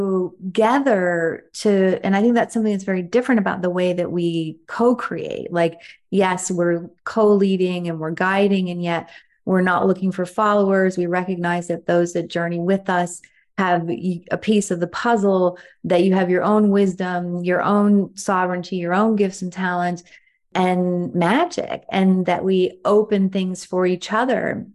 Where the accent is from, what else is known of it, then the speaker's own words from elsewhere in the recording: United States; growing up in the States